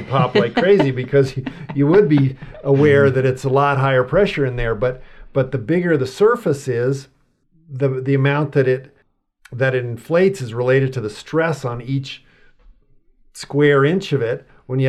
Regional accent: Los Alamos, New Mexico, United States; I grew up in Los Alamos, New Mexico.

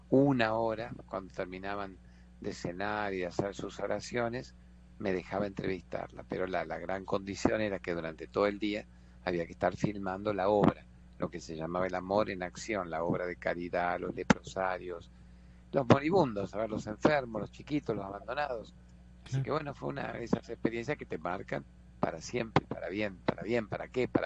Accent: Argentina; disculpe, soy un periodista argentino

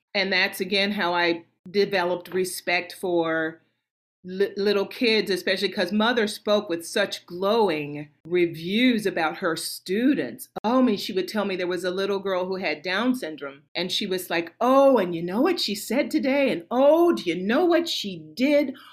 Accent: Nashville, Tennessee, United States; Was born and raised in Nashville, Tennessee

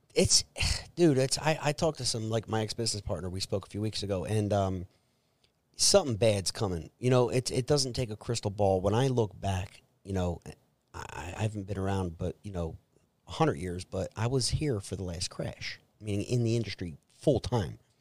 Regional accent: Trenton, New Jersey, United States; I was born and raised in Trenton, New Jersey

